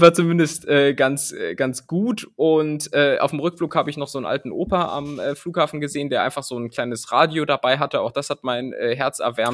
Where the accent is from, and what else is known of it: Germany